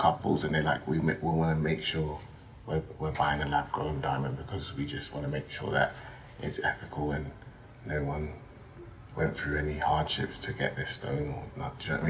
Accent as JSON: {"language": "English", "region": "London", "country": "United Kingdom", "tie": "born or raised there", "also_born_or_lived": "Ghana", "said": "I grew up in Tottenham and my environment kind of made me who I am."}